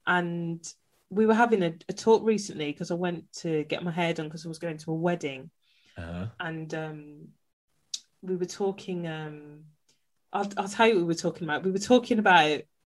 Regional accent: Birmingham, West Midlands, United Kingdom; now in Derbyshire, United Kingdom; live in Derbyshire now, but before that I lived in Birmingham. So for those that are familiar, that means I'm a Brummie.

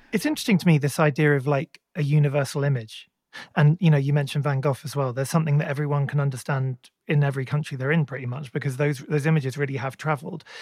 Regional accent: England, United Kingdom; as an English person, you know, we, we didn't grow up with barns

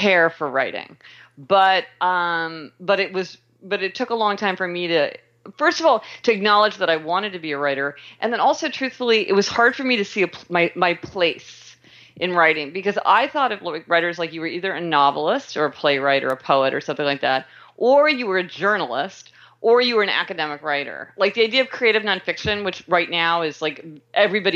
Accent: Kansas City, Missouri, United States; I was born in Kansas City, Missouri, and I started out my career in law

